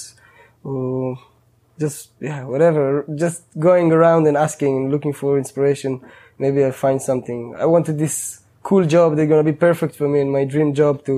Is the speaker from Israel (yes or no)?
yes; Israel; moved away as an adult; I grew up in living in Israel